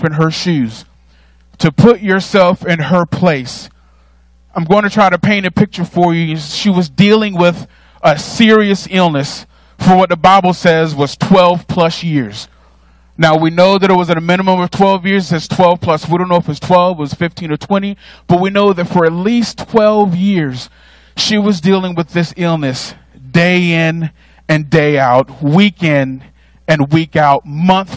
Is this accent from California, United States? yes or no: no; North Carolina, United States; I'm from North Carolina, but I was also raised as an only child